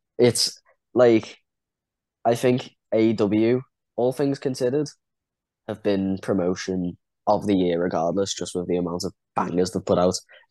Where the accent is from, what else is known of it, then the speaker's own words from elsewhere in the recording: Liverpool, North West England, United Kingdom; I've got a lot of patriotism towards Ireland. I mean, I was born in Liverpool